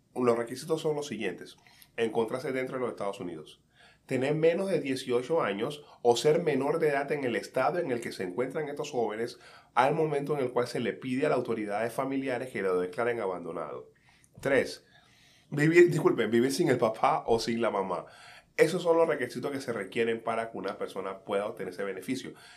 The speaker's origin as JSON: {"language": "Spanish", "region": "Colón", "country": "Panama", "tie": "born or raised there", "moved": "yes", "lives_now": "United States", "said": "mi infancia en Calle 7, en Colón"}